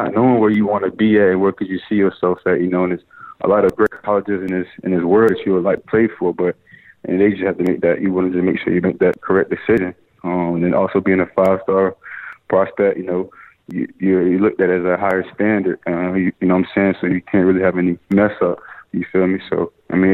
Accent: Chesapeake, Virginia, United States; I grew up in South North of Chesapeake, Virginia

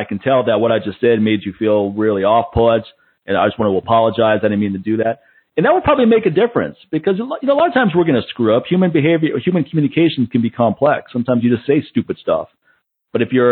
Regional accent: East Coast, United States; I'm from the East Coast

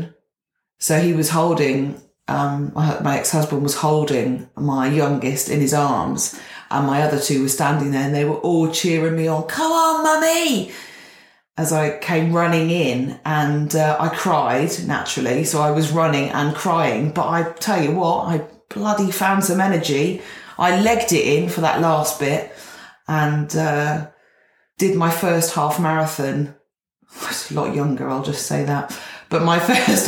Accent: Gloucestershire, South West England, United Kingdom; where I grew up in Gloucestershire

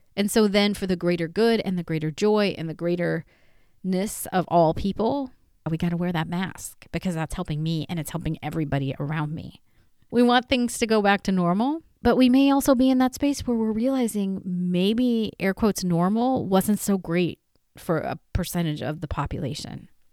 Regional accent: Northern California, United States; I am from Northern California

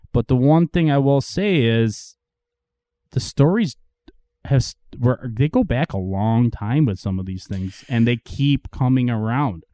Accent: Marilla, New York, United States; I grew up in Marilla

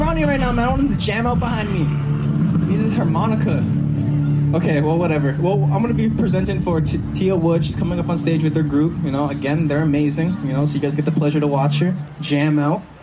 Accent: Toronto, Ontario, Canada; also born or lived in Oklahoma; I was born and raised in Toronto, Ontario, Canada. I'm a city boy

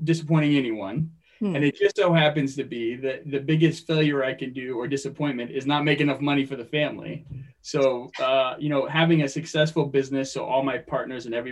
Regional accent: Phoenix, Arizona, United States; moved away as an adult; also born or lived in Stillwater, Oklahoma / California; now in Long Beach, United States; I grew up in Phoenix, Arizona

